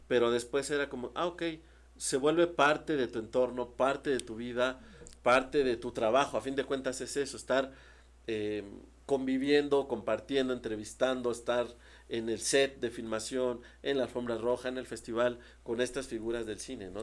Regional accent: Mexico City, Mexico; also born or lived in Ciudad Ocampo, Tamaulipas, Mexico; yo soy de Tamaulipas, ¿no? Eh, nací en Tamaulipas, en un pueblito que se llama Ciudad Ocampo. Entonces, eh, a los seis años nos venimos a la Ciudad de México

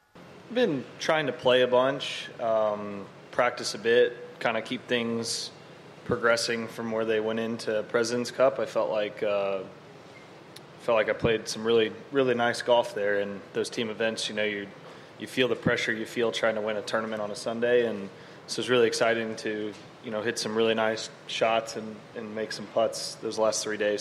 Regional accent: Dallas, Texas, United States; born or raised there

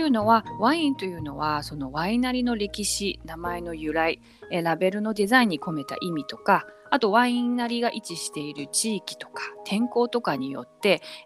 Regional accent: Tokyo, Japan; moved away; also born or lived in Shanghai, China / New York, United States; 中国上海生まれ東京育ちニューヨークで磨かれトリリンガル

